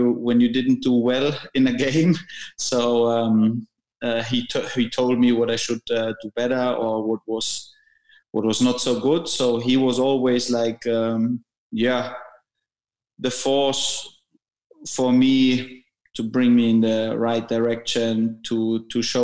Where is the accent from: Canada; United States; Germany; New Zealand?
Germany; ST Cheyenn, Bavaria; English is a second language; moved away as an adult; also born or lived in England; I started in my hometown called ST Cheyenn, where my dad was my coach in the under 9, under 10s.